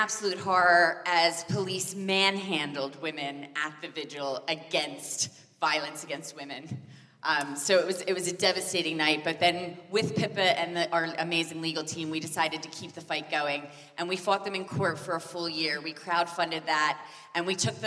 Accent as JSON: {"language": "English", "town": "Philadelphia", "region": "Pennsylvania", "country": "United States", "moved": "as an adult", "lives_now": "United Kingdom", "said": "I'm from Philadelphia, but I've been here for 20 years"}